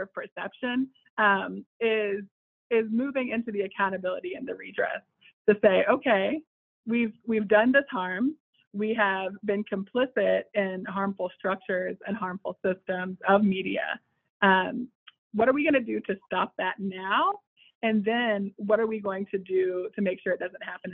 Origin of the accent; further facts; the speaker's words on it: Charlotte, North Carolina, United States; my hometown of Charlotte, North Carolina